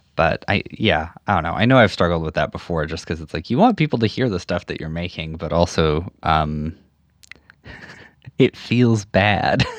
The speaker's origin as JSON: {"language": "English", "region": "Saskatchewan", "country": "Canada", "tie": "born or raised there", "said": "I grew up in the prairies, like in Saskatchewan"}